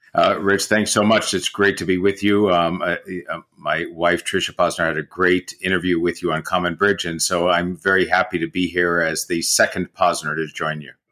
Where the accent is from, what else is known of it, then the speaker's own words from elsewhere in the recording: San Francisco, California, United States; moved away as an adult; also born or lived in New York; I grew up in San Francisco in the fifties and sixties